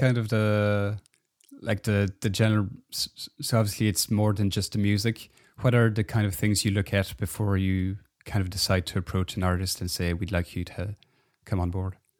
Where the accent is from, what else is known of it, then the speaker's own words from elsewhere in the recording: Belgium; I'm from Belgium